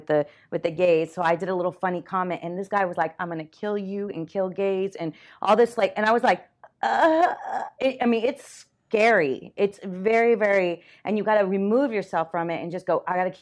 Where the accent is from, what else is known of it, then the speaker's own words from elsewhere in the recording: Miami, Florida, United States; moved away as an adult; I was born and raised in Miami